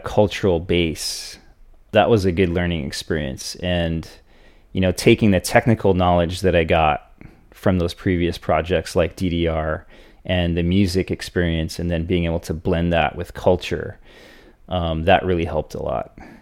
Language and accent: English; Hawaii, United States; growing up in Hawaii